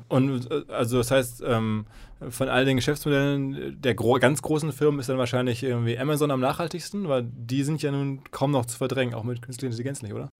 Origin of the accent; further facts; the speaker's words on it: Essen, North Rhine-Westphalia, Germany; Ich komme aus Essen